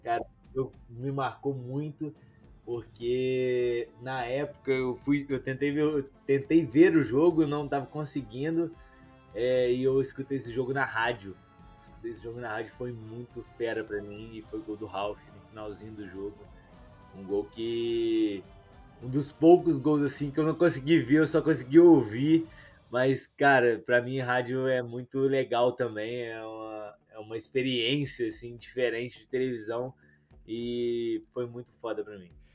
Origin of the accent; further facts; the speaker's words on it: Juiz de Fora, Minas Gerais, Brazil; Eu sou de Juiz de Fora, né? Um pouquinho perto do Rio